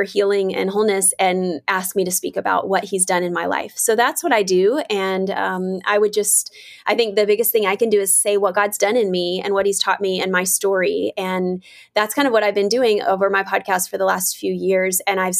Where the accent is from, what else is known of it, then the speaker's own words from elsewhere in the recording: the South, United States; Because I grew up in the South, I grew up in the church, and it was something that you just don't really talk about or want to talk about.